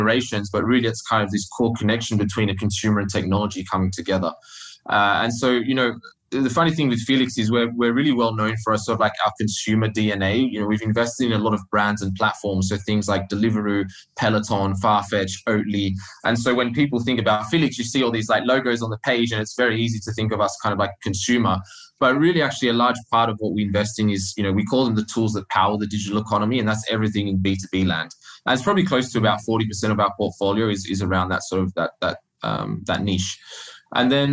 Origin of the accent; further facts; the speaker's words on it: Australia; moved away as an adult; I started out life in Australia, if you can't tell from my funny accent